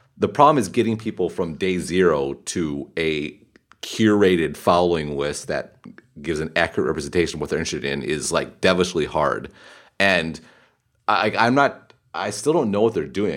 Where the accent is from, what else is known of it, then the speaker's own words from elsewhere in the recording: Wisconsin, United States; moved away; I grew up in the Midwest, grew up in Wisconsin